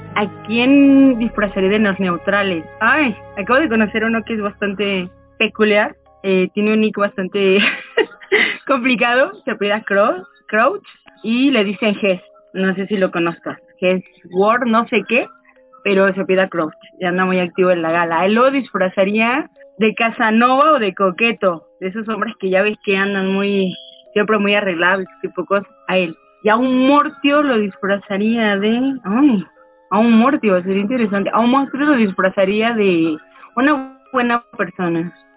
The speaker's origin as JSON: {"language": "Spanish", "region": "Mexico City", "country": "Mexico", "said": "soy de México de la Ciudad de México"}